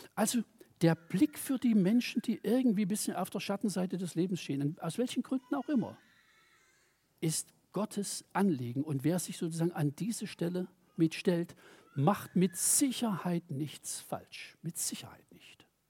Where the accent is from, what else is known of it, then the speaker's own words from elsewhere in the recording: Germany; ich komme aus der DDR